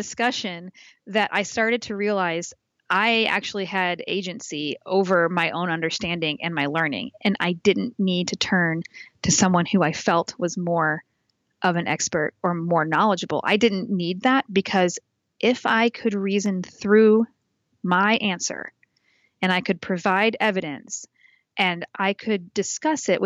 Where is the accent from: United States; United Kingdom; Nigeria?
United States; Indianapolis, Indiana; I was the co-coordinator when the ACS National was in Indianapolis in my hometown